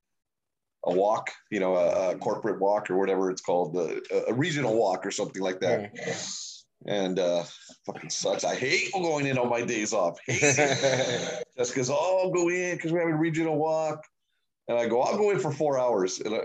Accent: United States; I'm an American dude

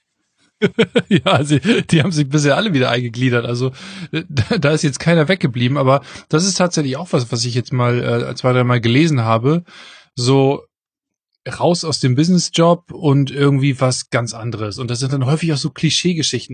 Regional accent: Northern Germany, Germany; accent: nordischer Zungenschlag (northern German); du hast so einen nordischen, so einen nordischen Zungenschlag drauf

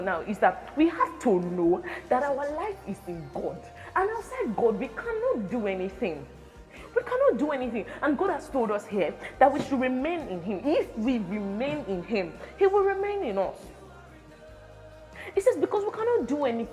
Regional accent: Benin City, Edo, Nigeria; I am an Edo girl. It doesn't change the fact that I am from Benin

